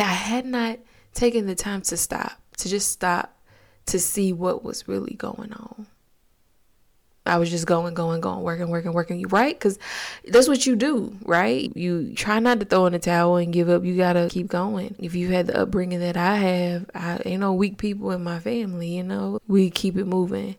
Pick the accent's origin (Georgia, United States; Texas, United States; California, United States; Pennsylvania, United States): Georgia, United States; Augusta; I'm from Georgia, Augusta to be exact